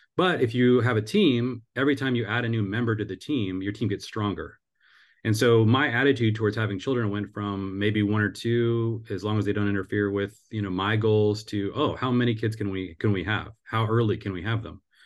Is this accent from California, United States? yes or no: no; Seattle, Washington, United States; now in Cincinnati, United States; I grew up in the Seattle area